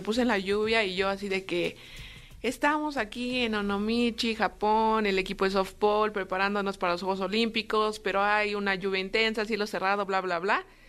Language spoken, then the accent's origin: Spanish; Mexico City, Mexico; yo soy de aquí, de la Ciudad de México, eh, tengo 26 años, ya casi 27